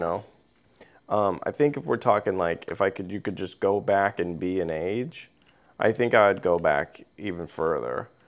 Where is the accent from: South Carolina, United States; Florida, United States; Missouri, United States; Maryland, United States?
Missouri, United States; I'm a teenager from Missouri